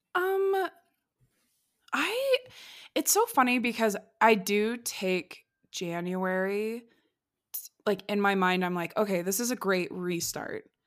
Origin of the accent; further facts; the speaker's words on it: Midwest, United States; I'm from the Midwest